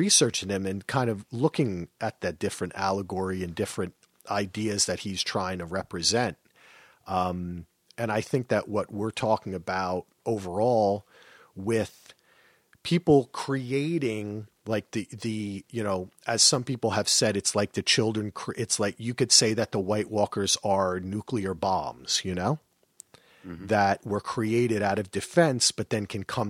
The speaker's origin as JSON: {"language": "English", "region": "New Jersey", "country": "United States", "said": "I'm from New Jersey."}